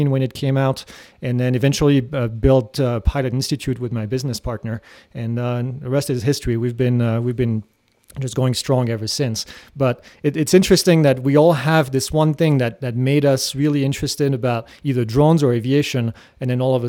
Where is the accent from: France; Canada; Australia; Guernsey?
France; moved away as an adult; now in United States; I grew up in France